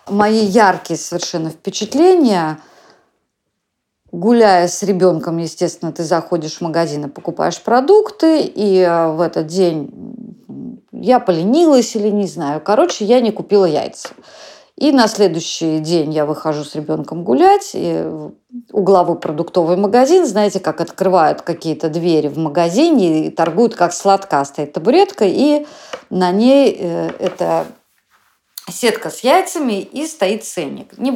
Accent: Saint Petersburg, Russia; Я коренная петербурженка, и у нас с мамой и с братом была одна комната, то есть жить нам было негде.

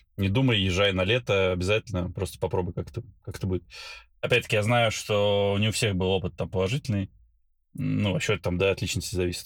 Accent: Belgorod, Belgorod Oblast, Russia; moved away as an adult; also born or lived in Baku, Azerbaijan / Saint Petersburg, Russia / Moscow, Russia / United States; now in Dubai, United Arab Emirates; Родился я в Баку, а, вырос в городе Белгороде

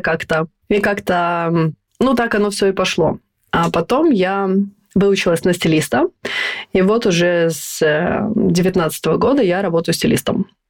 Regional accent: Estonia; moved away as an adult; now in Stockholm, Sweden; Я родилась и выросла в Эстонии, и последние 14 лет живу в Стокгольме.

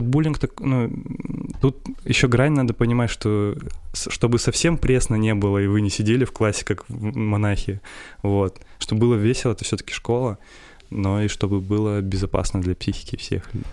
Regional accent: Perm, Perm Krai, Russia; also born or lived in Chusovoy, Russia; меня родители перевезли из маленького города э, в детстве, когда мне было 7 лет, в Пермь

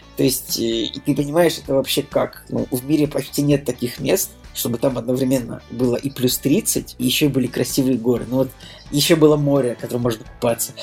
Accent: Russia; мы из России

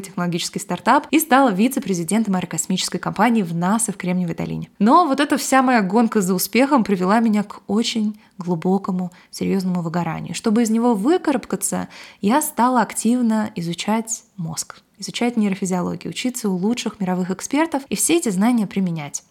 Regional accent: Russia; now in California, United States; Я выросла в России, но живу в США

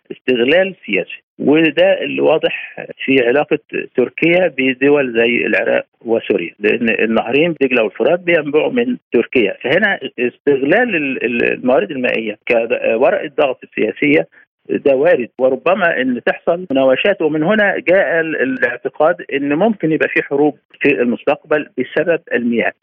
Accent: Egypt; احنا عندنا مصر

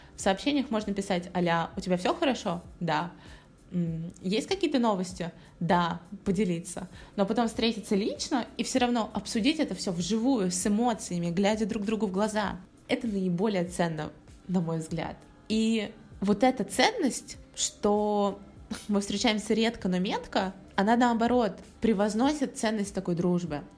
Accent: Volgograd, Volgograd Oblast, Russia; moved away as an adult; also born or lived in Saint Petersburg / United States; Я переехала в начале февраля из Петербурга обратно в свой родной город, Волгоград

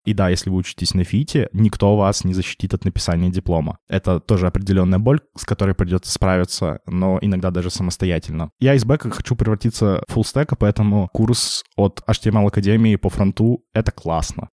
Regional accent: Yekaterinburg, Sverdlovsk Oblast, Russia; moved away as an adult; now in Saint Petersburg, Russia; я изначально родился в Екатеринбурге, то есть пошел здесь в университет

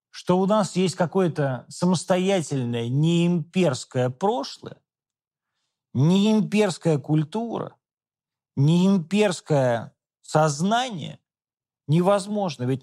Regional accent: Moscow, Russia; born there; also born or lived in Western Ukraine; Я не родился на Украине, родился в Москве. И сейчас живу в Москве.

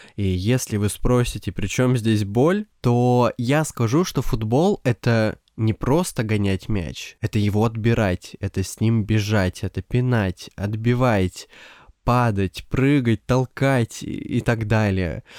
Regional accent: Siberia, Russia; Я из Сибири, и у нас, по ощущениям, как будто полгода лежит снег

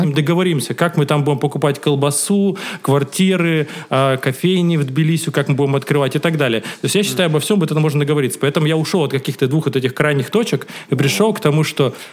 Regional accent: Cherepovets, Vologda Oblast, Russia; moved away; я когда жил в Череповегасе, в моем родном городе

